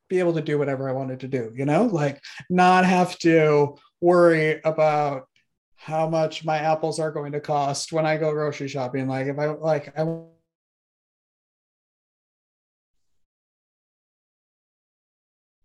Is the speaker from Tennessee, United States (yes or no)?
no; Wisconsin, United States; I grew up in Wisconsin